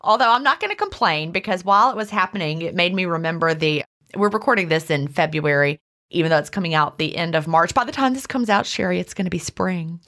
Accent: Virginia, United States; I grew up in the seventies in Virginia. We lived in the mountains of Virginia, near the Blue Ridge Parkway

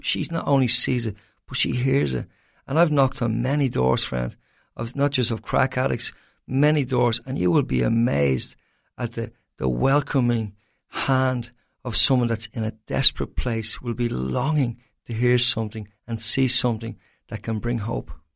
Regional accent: Ireland; as an Irishman

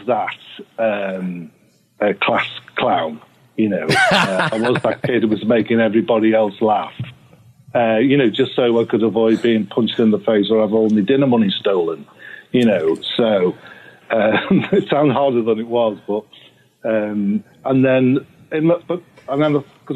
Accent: Liverpool, North West England, United Kingdom; I'm like Liverpool area, right? So I'm not like in the city centre. I'm in the surrounding areas

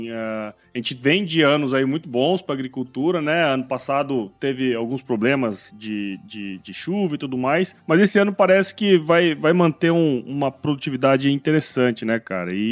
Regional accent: Mato Grosso, Brazil; É, cara, assim, eu sou de Mato Grosso, né, cara?

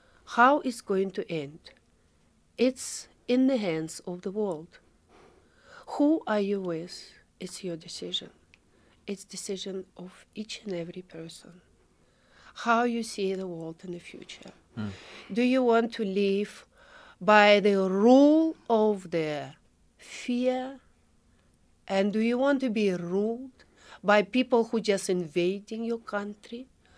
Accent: Odesa, Odesa Oblast, Ukraine; English is a second language; now in South Africa; I am a Russian-speaking person. I was born in Odessa. And my Ukrainian was very weak until the war started.

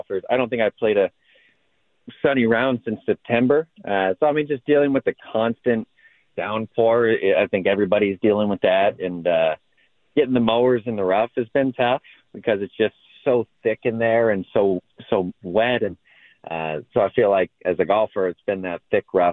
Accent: Long Beach, Washington, United States; I grew up on the Washington coast over in Long Beach, Washington, Surfside golf course

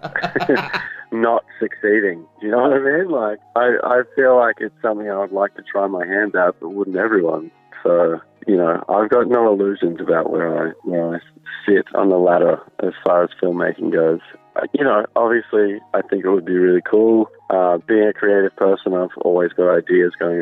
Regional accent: Australia; we're Australian

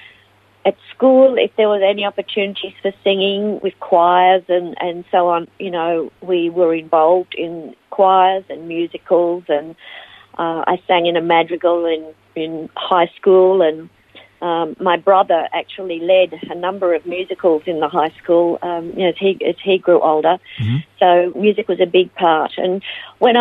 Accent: Melbourne, Victoria, Australia; also born or lived in Ivanhoe / United States; now in Phillip Island, Australia; I was born in Ivanhoe and raised in Melbourne

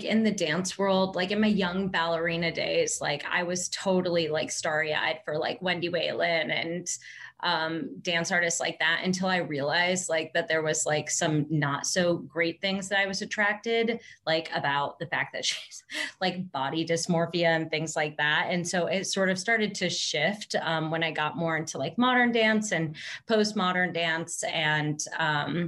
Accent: Tecumseh, Michigan, United States; I grew up in a very small town, kind of in the middle of nowhere, literally in the middle of cornfield, called Tecumseh, Michigan

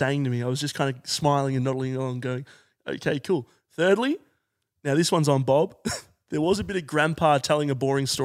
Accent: Melbourne, Victoria, Australia; we're actually from Melbourne, just up here for work.

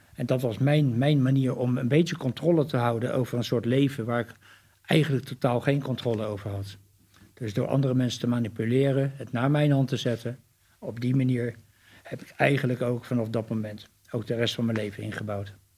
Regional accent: The Hague, South Holland, Netherlands; de eerste vier jaar van mijn leven heb ik op, ben ik opgegroeid in de Haagse Schilderswijk.

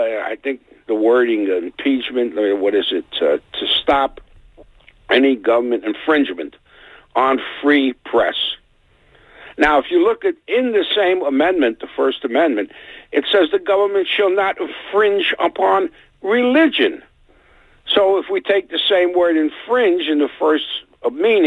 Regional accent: New York City, New York, United States; growing up on the Lower East Side

